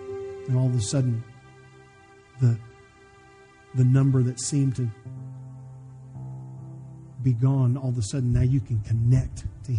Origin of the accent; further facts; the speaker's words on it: Ireland; you know, I'm Irish and I've got a little anger problem.